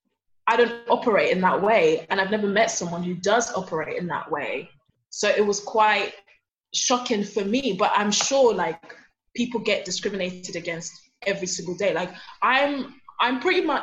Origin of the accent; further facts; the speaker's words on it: Nigeria; now in London, United Kingdom; I'm from Nigeria. I live in London